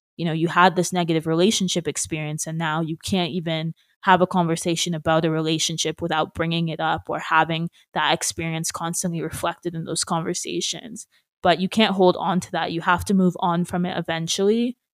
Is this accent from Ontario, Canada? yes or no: yes; Brampton, Ontario, Canada; moved away as an adult; also born or lived in Peterborough; But now that I go back to Brampton, which was originally my hometown